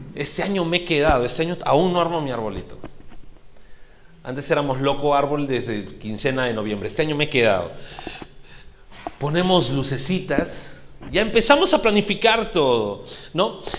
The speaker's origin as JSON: {"language": "Spanish", "country": "Peru", "said": "Como peruanos"}